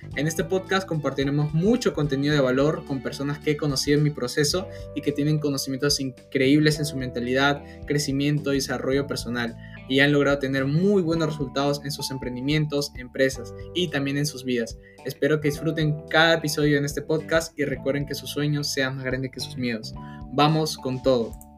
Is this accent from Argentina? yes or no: no; Peru; soy de Perú